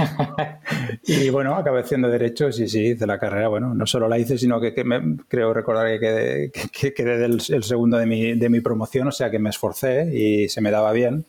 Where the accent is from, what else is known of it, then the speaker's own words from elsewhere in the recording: villages near Barcelona, Catalonia, Spain; also born or lived in Ginestar / La Garriga; now in Tarragona, Spain; yo nací en Barcelona, pero eh, me vine a vivir a, Tarragona con 18 años cuando estaba haciendo COU. Y bueno, mi infancia ha sido en, pueblos de cerca de Barcelona